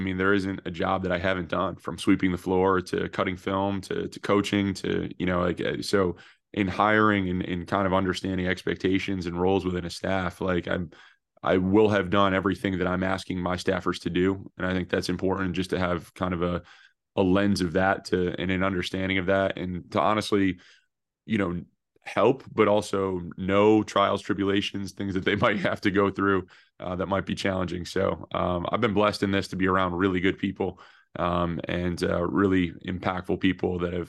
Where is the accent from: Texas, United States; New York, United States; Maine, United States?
New York, United States; Syracuse; Yeah, I grew up in Syracuse, New York, and went to school at St. Joseph's University in Philadelphia